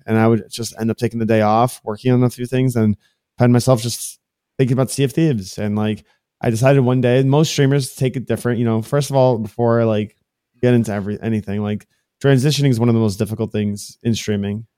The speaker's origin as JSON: {"language": "English", "town": "Miami", "region": "Florida", "country": "United States", "tie": "born or raised there", "said": "I was born and raised in Miami, Florida. This is, like, my home"}